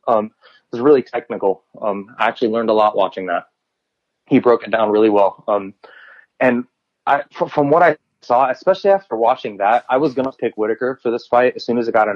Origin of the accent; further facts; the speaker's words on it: United States; because I'm American